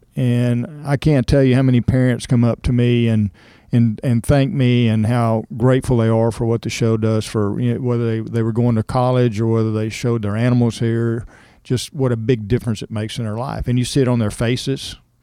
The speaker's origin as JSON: {"language": "English", "town": "Cypress", "region": "Texas", "country": "United States", "tie": "born or raised there", "said": "I grew up in Cypress, Texas, so it was fairly rural."}